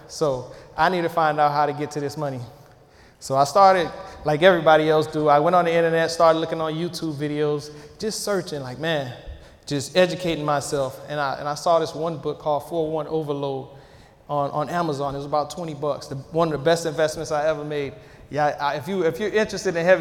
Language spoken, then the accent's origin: English; Miami, Florida, United States; I'm from Miami, Florida originally